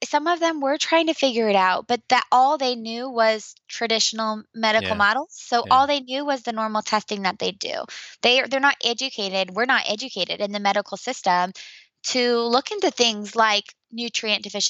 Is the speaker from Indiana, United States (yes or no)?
yes; Indiana, United States; my hometown of Indiana